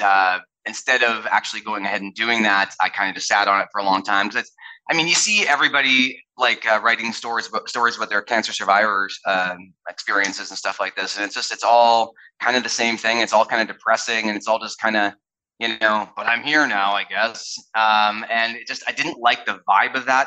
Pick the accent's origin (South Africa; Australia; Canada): Canada; also born or lived in United States; I'm a Canadian and an American